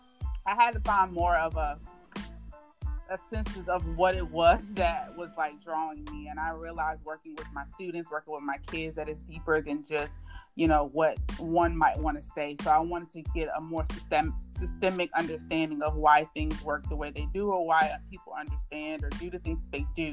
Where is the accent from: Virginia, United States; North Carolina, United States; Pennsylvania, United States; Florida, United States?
North Carolina, United States; I am originally from North Carolina, the best place